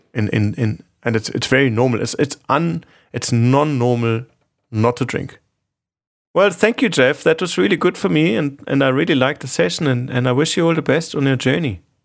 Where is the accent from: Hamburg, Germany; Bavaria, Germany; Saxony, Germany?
Bavaria, Germany; Munich; I grew up in Munich, in Germany, and there's a big, big drinking culture